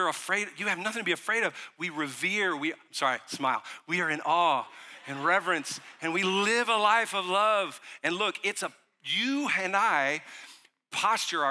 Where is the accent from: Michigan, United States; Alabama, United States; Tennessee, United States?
Tennessee, United States; Johnson City; also born or lived in New Orleans, Louisiana; when I was 10 years old, my family moved to East Tennessee, my mom and my two brothers. And I grew up in East Tennessee in a town called Johnson City, Tennessee